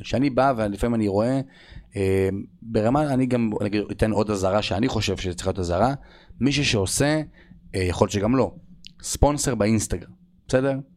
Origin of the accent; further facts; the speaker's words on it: Israel; אנחנו בתור ישראלים